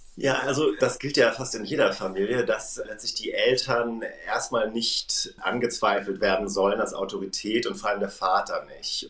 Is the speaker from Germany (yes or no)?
yes; Germany; als Deutsche